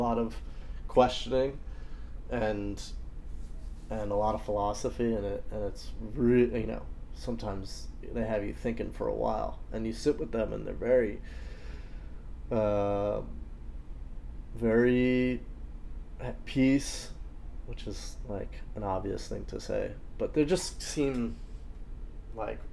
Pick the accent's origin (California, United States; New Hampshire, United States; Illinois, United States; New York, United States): New York, United States; New York City; I'm from New York City